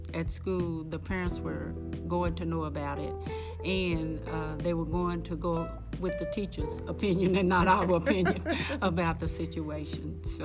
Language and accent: English; Midland, Texas, United States; also born or lived in Rotan, Texas; we moved to Midland in 1956, and he moved his family as well as his parents here. And we moved from Rotan, Texas.